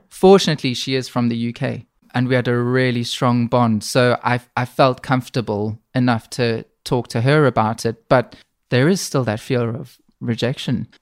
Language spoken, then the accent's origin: English; South Africa; also born or lived in Middle East; now in Manchester, United Kingdom; I grew up in South Africa.